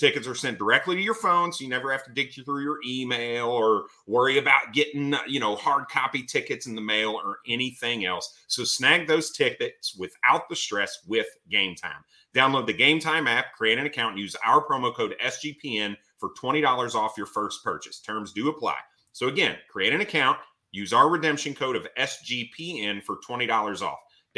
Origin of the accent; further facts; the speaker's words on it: Indiana, United States; now in Cleveland, United States; I'm from Indiana, born and raised. I haven't lived there in a while, but I was born and raised there.